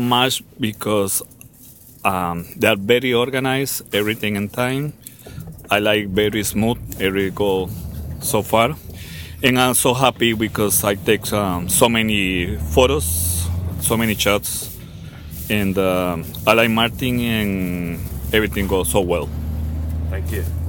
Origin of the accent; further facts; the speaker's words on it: Costa Rica; I'm Christian. I'm from Costa Rica